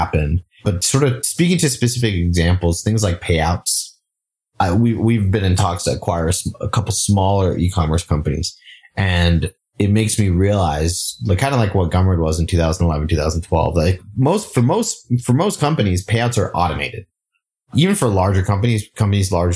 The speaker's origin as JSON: {"language": "English", "country": "Singapore", "tie": "born or raised there", "moved": "yes", "said": "I grew up in Singapore"}